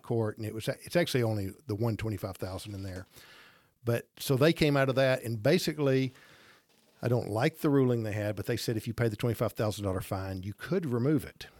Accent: Gadsden, Alabama, United States; I grew up in Gadsden, graduated Gadsden High School, started our business in Gadsden

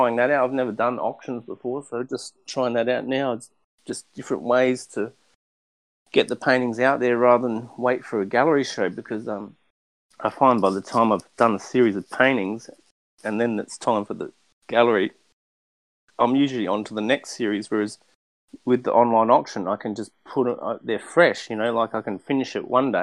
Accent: Australia; now in Los Angeles, United States; I'm a figurative painter from Australia. I live in Los Angeles

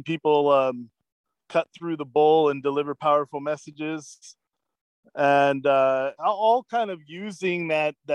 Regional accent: Oregon, United States; also born or lived in Ohio; I was raised here in Oregon

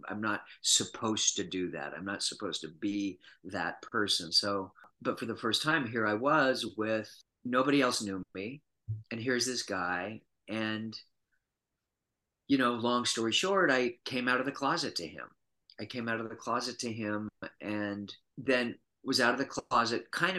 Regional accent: Utah, United States; moved away as an adult; I was born and raised in Utah and was born and raised Mormon and lived there until I was 23, went to undergraduate school at the University of Utah.

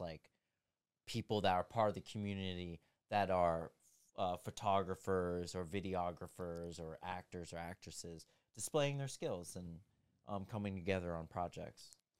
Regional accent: United States; being an American

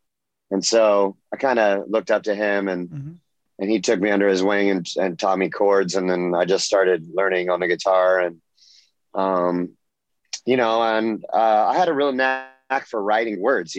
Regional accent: Orange County, California, United States; also born or lived in Los Angeles, California; I was born in LA, but I grew up in Orange County. Yes, native Californian

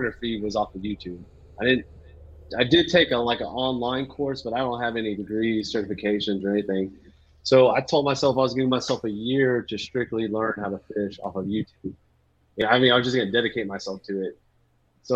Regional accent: La Porte, Texas, United States; also born or lived in San Antonio / Sugar Land; I grew up in La Porte

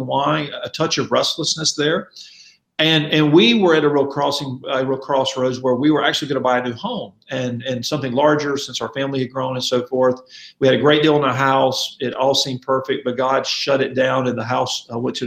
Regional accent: Mobile, Alabama, United States; moved away as an adult; also born or lived in Louisville, Kentucky; now in Kansas City, United States; I'm from Mobile, Alabama. My wife and I both grew up in Mobile

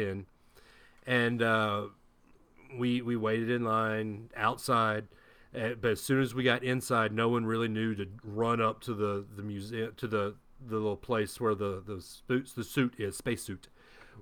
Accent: Huntsville, Alabama, United States; Growing up in Huntsville

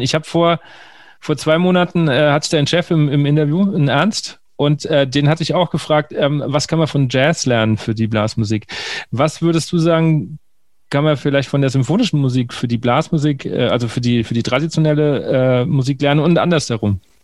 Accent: Bavaria, Germany; now in Hesse, Germany; ich komme ja gebürtig aus der, der, der dem letzten Zipfel von Bayern, kurz vor der hessischen Grenze und wohne jetzt in Hessen

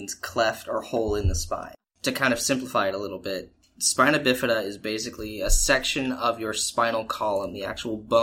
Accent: Pensacola, Florida, United States; also born or lived in Tampa, Florida; I was born here in Pensacola, and then I lived here till the age of, I believe, 6 years old

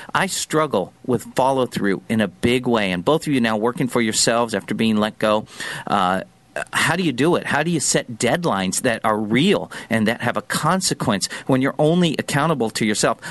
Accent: San Diego, California, United States; the foods I learned to love growing up in Pat's hometown of San Diego

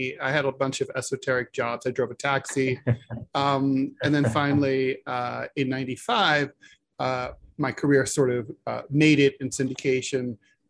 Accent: Dayton, Ohio, United States; My background is I grew up in Dayton, Ohio, south of Dayton, Ohio. And I lived there. I had a single mom.

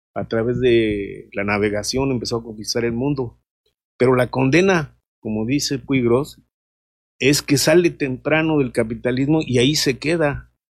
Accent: Mexico; nosotros como mexicanos

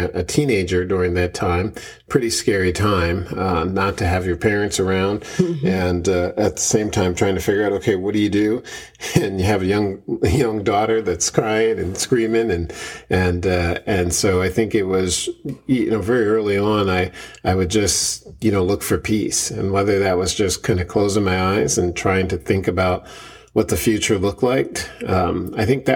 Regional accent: Philadelphia, Pennsylvania, United States; also born or lived in Bear, Delaware; born and raised in West Philadelphia.

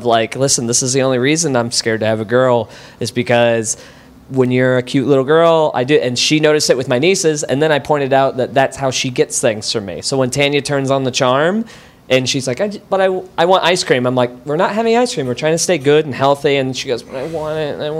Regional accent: Wichita, Kansas, United States; I'm from Wichita

